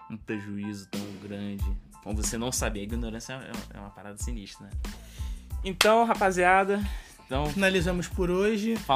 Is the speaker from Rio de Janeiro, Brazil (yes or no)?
yes; Rio de Janeiro, Brazil; A gente é do Rio de Janeiro e a gente entregou a parada pro cliente